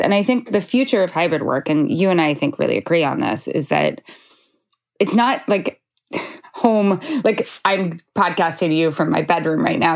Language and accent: English; Idaho, United States; moved away; also born or lived in Montana; I'm from Idaho